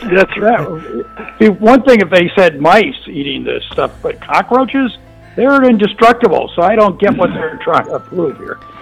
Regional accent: Mississippi, United States; I'm from Mississippi

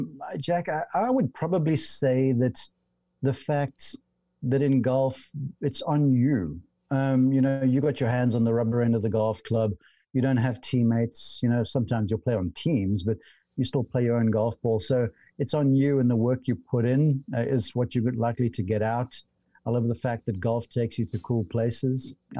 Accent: South Africa; because over there we got limited television coverage of golf back then when I was growing up, and this was a teenager

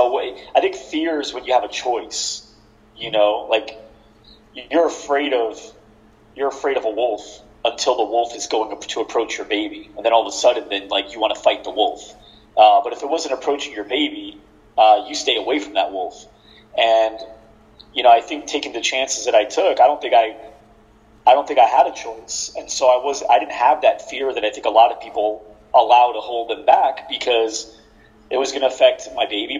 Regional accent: New Jersey, United States; I was born and raised in New Jersey.

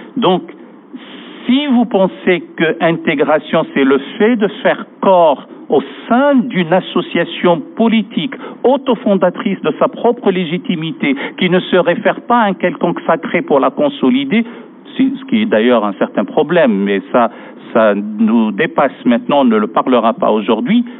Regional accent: France; chez nous, en France

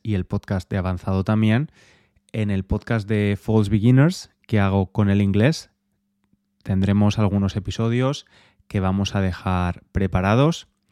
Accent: Spain; moved away as an adult; now in England, United Kingdom; Soy español

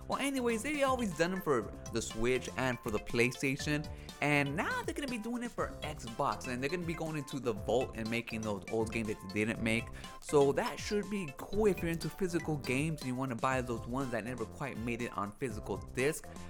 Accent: United States; Hispanic-born American, um, because, like, even though I have a parent that was born in Mexico, I'm not Mexican

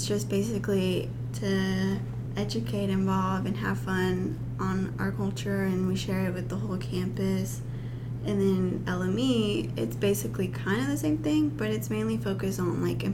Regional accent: Hot Springs, Arkansas, United States; also born or lived in Guanajuato, Mexico; I'm from Hot Springs and that's 2 hours away

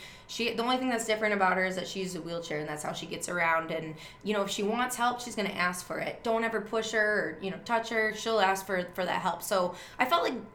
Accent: Wisconsin, United States; growing up as a kid, I grew up in Wisconsin

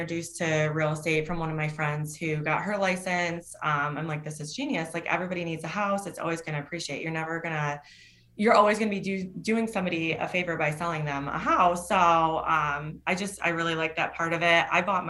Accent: Ohio, United States; Northwest Ohio.

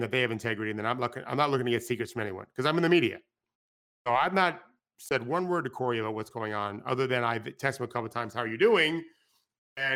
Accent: Florida, United States; Even though I grew up in Florida

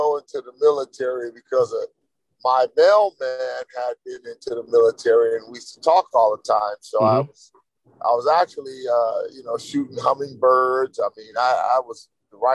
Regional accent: East Palo Alto, California, United States; also born or lived in San Francisco; grew up in East Palo Alto and San Francisco

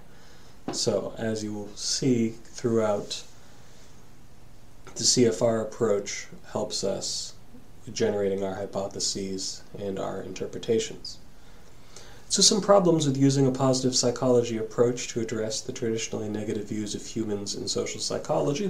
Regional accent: Massachusetts, United States; the church I grew up in here in Massachusetts

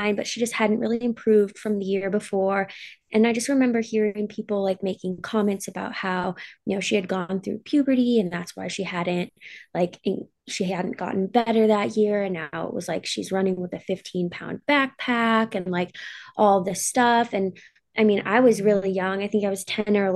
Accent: Alaska, United States; also born or lived in Boise; now in Seattle, United States; I grew up in Alaska

